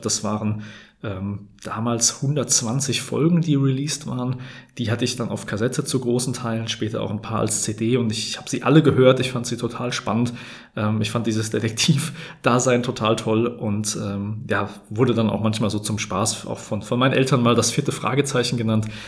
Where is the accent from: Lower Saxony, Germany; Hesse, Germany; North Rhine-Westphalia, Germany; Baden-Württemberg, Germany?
Hesse, Germany; ich komme aus dem Gebiet Bergstraße, aus der schönen Bergstraße kann man sagen